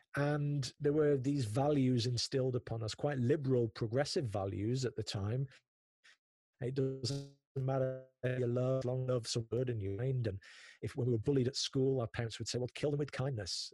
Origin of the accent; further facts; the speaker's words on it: Prestwich, North West England, United Kingdom; also born or lived in South Manchester; I grew up in North Manchester, in a place called Prestwich that is maybe 15, 20 minutes north of the Manchester city centre.